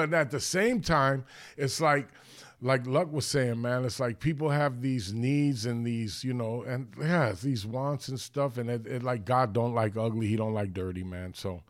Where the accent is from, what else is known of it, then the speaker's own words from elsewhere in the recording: Los Angeles, California, United States; I grew up there, man. I grew up on La Cienega and Alford and all those streets, Kings Road